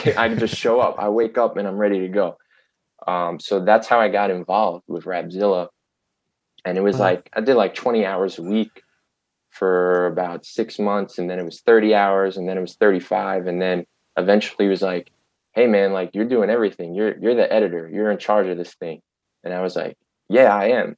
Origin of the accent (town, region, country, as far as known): New York City, New York, United States; born or raised there